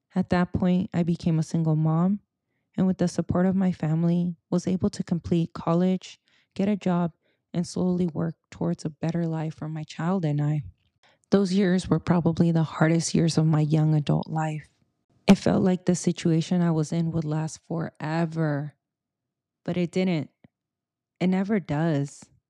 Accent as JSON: {"language": "English", "area": "Silicon Valley", "region": "California", "country": "United States", "tie": "born or raised there", "first_language": "Spanish", "second_language": "English", "said": "I'm a first-gen Mexicana-Americana, born and raised in the Silicon Valley"}